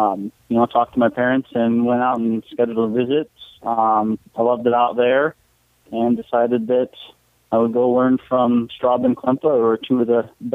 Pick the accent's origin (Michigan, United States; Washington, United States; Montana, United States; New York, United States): Washington, United States; Seattle; moved away as an adult; also born or lived in Nebraska; I grew up in the Seattle area